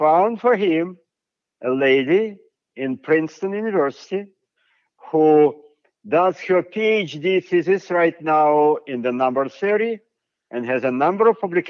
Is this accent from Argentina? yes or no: no; Siberia, Russia; now in United States; I am from Siberia